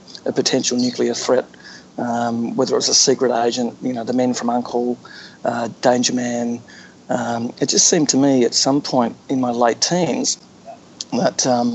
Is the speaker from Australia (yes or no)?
yes; Australia; I grew up in Australia as a Cold War kid, growing up in the 1960s